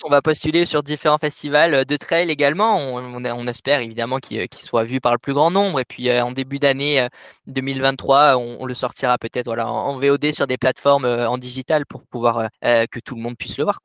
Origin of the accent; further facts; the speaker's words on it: Cévennes, Occitania, France; moved away as an adult; now in Annecy, France; je suis originaire donc des Cévennes, du sud des Cévennes, à peu près au nord de Montpellier